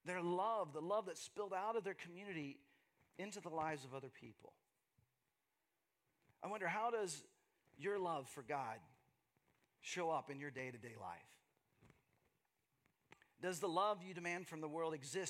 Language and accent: English; Texas, United States; moved away as an adult; also born or lived in Seattle / Los Angeles; now in Austin, United States; my journey from growing up in Texas, growing up in the Bible Belt